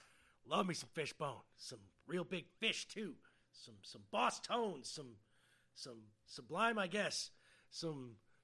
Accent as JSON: {"language": "English", "country": "United States", "said": "We, as the American people, would like to continue on with our lives"}